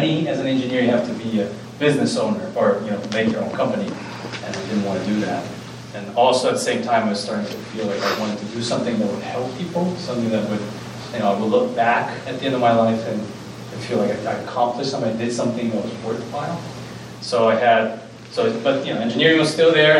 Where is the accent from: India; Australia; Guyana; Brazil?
Brazil; moved away as an adult; now in United States; I'm from Brazil. I went and grew up in Brazil and went to med school in Brazil and then got married and moved to the U.S.